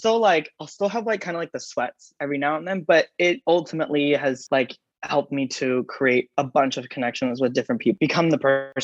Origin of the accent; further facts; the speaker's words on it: Dublin, California, United States; also born or lived in San Mateo, California / Vallejo, California / San Diego, California; now in Los Angeles, United States; we moved to in California called Dublin. That's mainly where I grew up, like high school, middle school